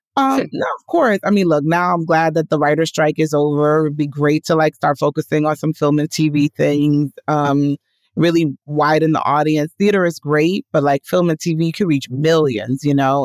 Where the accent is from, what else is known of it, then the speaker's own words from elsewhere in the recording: New York City, New York, United States; I was born and raised in Washington Heights, which is the neighborhood just above Harlem